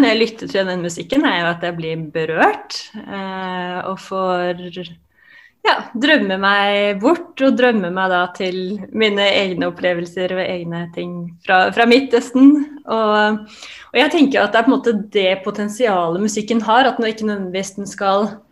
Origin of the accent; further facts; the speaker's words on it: Oslo, Norway; Jeg kom jo opprinnelig også fra Grorud, der Oddrun eh, kommer fra, som er et veldig sånn multikulturelt eh, samfunn på mange måter. Og det å på en måte bli, ha blitt eksponert i tidlig alder for ulike kulturer